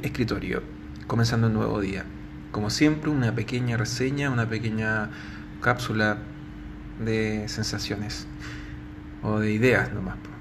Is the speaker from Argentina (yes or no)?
no; Chile; estoy en Santiago de Chile